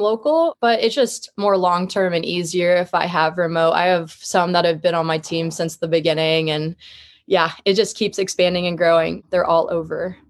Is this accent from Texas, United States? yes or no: no; Columbia, Missouri, United States; now in Kansas City, United States; I was raised in Columbia, Missouri. It's a smaller city in the middle of Missouri in general